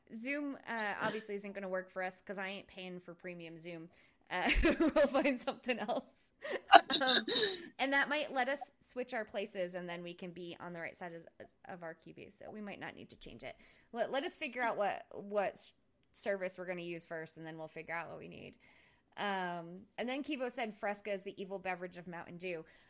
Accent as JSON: {"language": "English", "region": "Rhode Island", "country": "United States", "tie": "born or raised there", "moved": "as an adult", "lives_now": "Oklahoma City, United States", "said": "I was actually a manager of a Dunkin' Donuts when I lived in Rhode Island"}